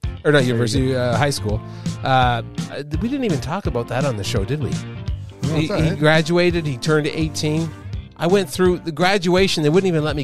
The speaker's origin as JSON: {"language": "English", "town": "Montreal", "region": "Quebec", "country": "Canada", "moved": "yes", "said": "I'm a Montrealer"}